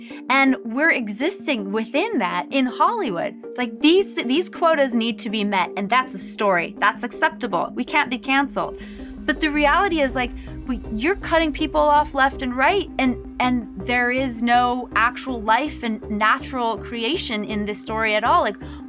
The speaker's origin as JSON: {"language": "English", "region": "Tokyo", "country": "Japan", "tie": "born there", "said": "this is my story. I was born in Japan, in Tokyo, Japan"}